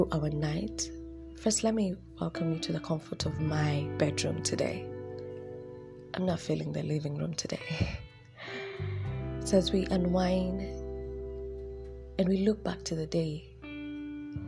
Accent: Nairobi, Kenya; I'm from Dandora

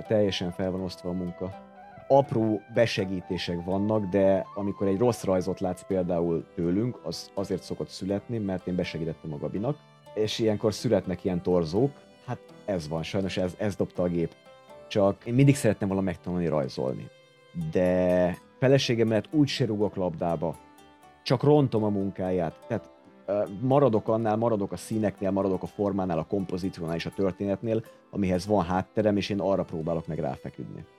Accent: Hungary; itt nőttem fel, a 80-as években nőttem fel

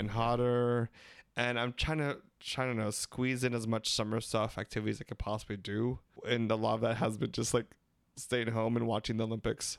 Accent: Philippines; We're three Filipino gay guys

